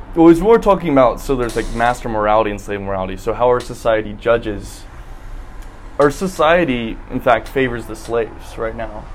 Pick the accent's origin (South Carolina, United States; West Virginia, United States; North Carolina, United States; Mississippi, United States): South Carolina, United States; Columbia; I'm from Columbia, South Carolina